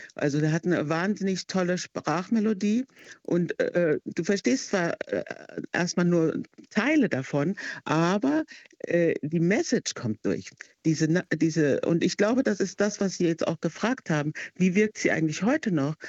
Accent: Heidelberg, Baden-Württemberg, Germany; moved away; ich war aus Heidelberg, wo es ja schon eigentlich international ist

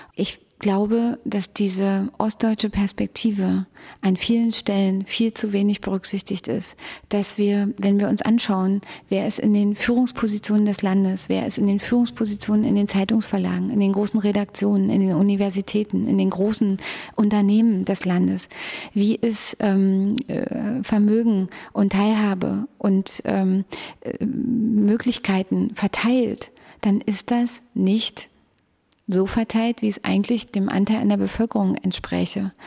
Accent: Frankfurt, Brandenburg, Germany; Ich bin in Frankfurt an der Oder geboren, bin dort in, in einem kleinen Ort aufgewachsen

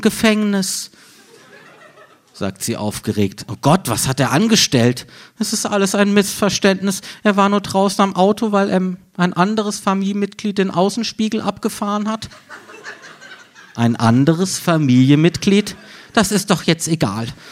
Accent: Freiburg, Baden-Württemberg, Germany; moved away; meiner Heimatstadt Freiburg

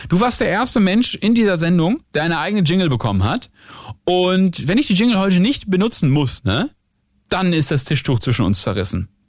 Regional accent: Northern Germany, Germany; now in Berlin, Germany

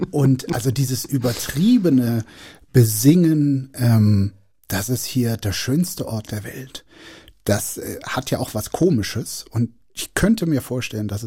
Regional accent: North Rhine-Westphalia, Germany; Also, äh, ich komme aus dem Rheinland. Ich finde die Sprache wahnsinnig schön.

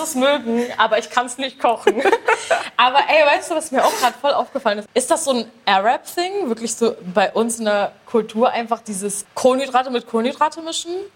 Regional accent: Bremen, Germany; ich komme aus Bremen

